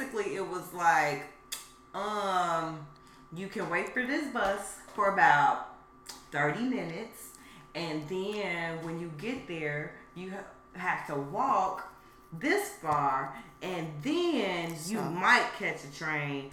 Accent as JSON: {"language": "English", "town": "Chicago", "region": "Illinois", "country": "United States", "said": "We said, Chicago"}